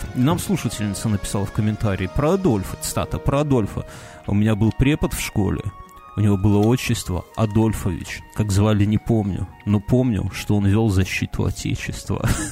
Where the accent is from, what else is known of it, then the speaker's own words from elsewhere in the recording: Belarus; мы белорусы